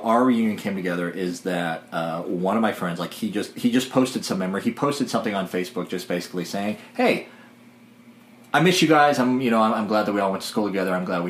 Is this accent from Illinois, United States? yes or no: yes; White County, Illinois, United States; moved away; I grew up in White County, Illinois